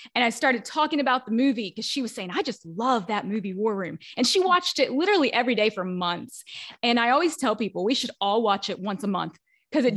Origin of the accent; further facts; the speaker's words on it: the Bible Belt, United States; where I grew up in the Bible Belt.